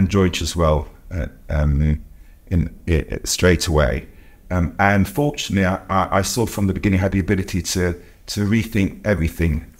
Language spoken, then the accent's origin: English; United Kingdom; I'm Jewish and I'm also British. So I was born here in 1964